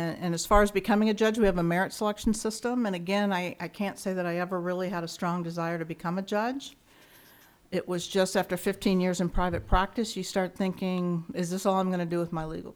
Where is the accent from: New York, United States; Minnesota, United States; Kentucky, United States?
Kentucky, United States; Ashland; moved away as an adult; now in Arizona, United States; I grew up in a small town called Ashland, Kentucky